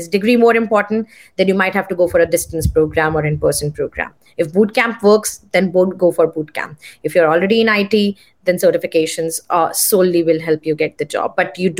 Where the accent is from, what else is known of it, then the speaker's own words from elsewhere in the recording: India; And I know, like, because I come from India, I know how many people they enroll for master programs.